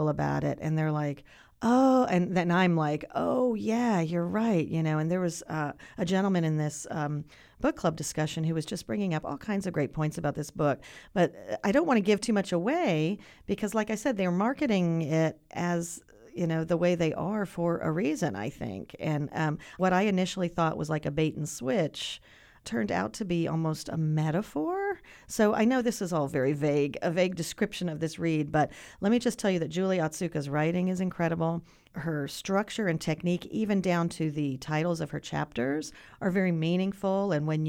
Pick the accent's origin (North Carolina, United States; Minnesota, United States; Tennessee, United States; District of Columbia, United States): North Carolina, United States; And it's set in North Carolina. {S0} Right. {S1} So that's my home state.